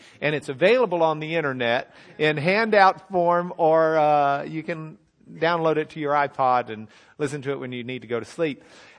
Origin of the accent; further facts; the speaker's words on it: Lubbock, Texas, United States; I grew up at the Broadway Church of Christ in Lubbock, Texas.